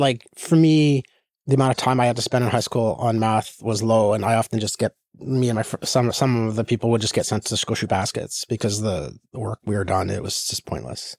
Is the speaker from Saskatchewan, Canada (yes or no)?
yes; Saskatchewan, Canada; moved away as an adult; also born or lived in Ontario / Pittsburgh / California; I'm from the West